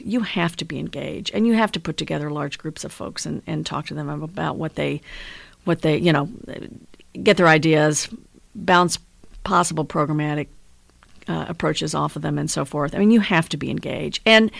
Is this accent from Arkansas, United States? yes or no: yes; El Dorado, Arkansas, United States; born there; also born or lived in Shreveport, Louisiana; I was born in El Dorado, Arkansas. Yeah, which is down in the southern part of the state.